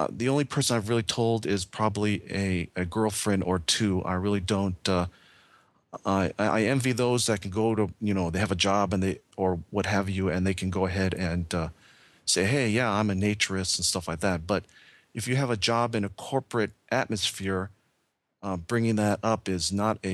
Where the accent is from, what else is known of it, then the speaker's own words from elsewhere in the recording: United States; I'm Asian American